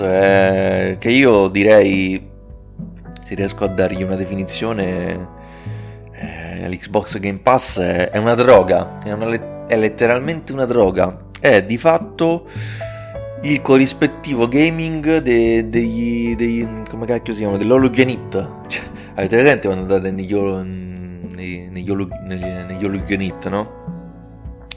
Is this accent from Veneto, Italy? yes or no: no; Rome, Lazio, Italy; romano, io sono di Roma